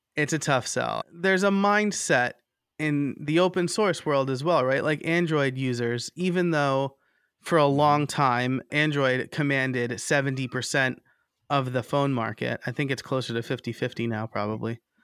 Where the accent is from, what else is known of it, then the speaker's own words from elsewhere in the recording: New York, United States; moved away as an adult; also born or lived in Scranton, Pennsylvania / Lehigh Valley, Pennsylvania; now in Philadelphia, United States; I'm originally from New York.